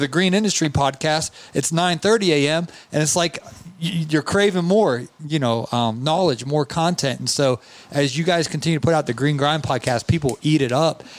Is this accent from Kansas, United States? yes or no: no; Georgia, United States; I'm from Georgia